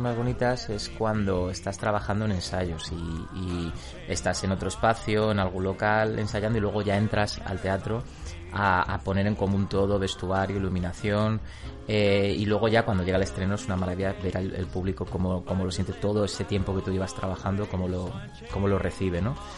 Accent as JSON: {"language": "Spanish", "town": "Madrid", "region": "Community of Madrid", "country": "Spain", "said": "Yo soy madrileño"}